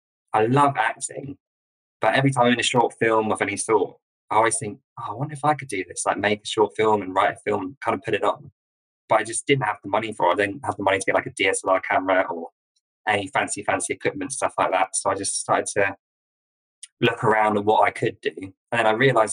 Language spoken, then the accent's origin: English; a village in Sussex, near Brighton, South East England, United Kingdom; I'm from a village in Sussex, which is near Brighton on the south coast of England